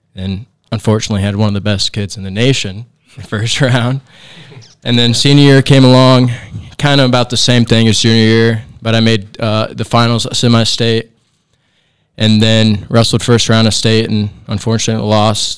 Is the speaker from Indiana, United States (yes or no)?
yes; Angola, Indiana, United States; a small town in Indiana. Uh, grew up here my whole life